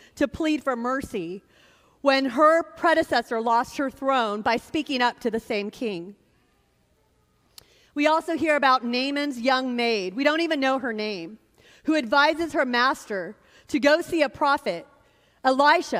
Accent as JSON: {"language": "English", "town": "Sacramento", "region": "California", "country": "United States", "tie": "born or raised there", "said": "My brother and I had a lot of surrogate fathers who stepped into our lives growing up in Sacramento."}